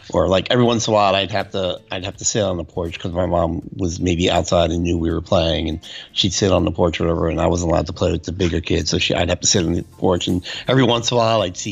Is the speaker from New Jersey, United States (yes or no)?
yes; Jersey City, New Jersey, United States; Where I grew up in Jersey City, like I said, the house is very close to each other.